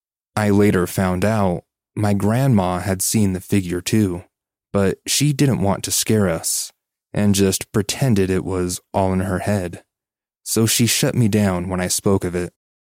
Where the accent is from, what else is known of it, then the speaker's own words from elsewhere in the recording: Virginia, United States; I grew up in Virginia. We used to live with our mom and grandparents to make everyone's life easier.